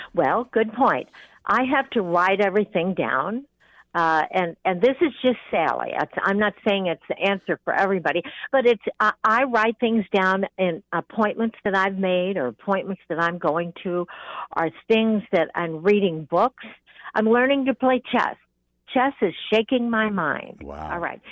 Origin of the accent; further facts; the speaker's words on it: California, United States; I was born in California